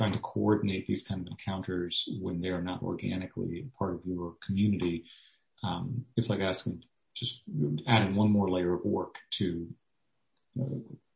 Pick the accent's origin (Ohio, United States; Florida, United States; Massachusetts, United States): Florida, United States; Miami; also born or lived in Orlando, Florida; now in Gainesville, United States; I grew up in Miami.